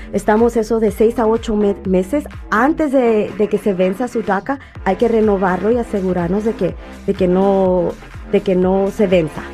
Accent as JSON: {"language": "Spanish", "region": "Mexico City", "country": "Mexico", "tie": "born or raised there", "also_born_or_lived": "Michoacán", "moved": "yes", "lives_now": "Los Angeles, United States", "said": "yo nací en el DF"}